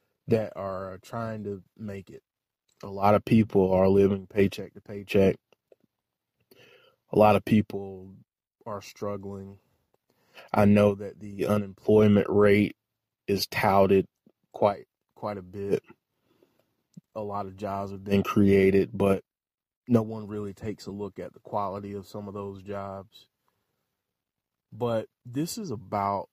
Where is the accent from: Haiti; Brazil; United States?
United States; we have to look at ourselves as American citizens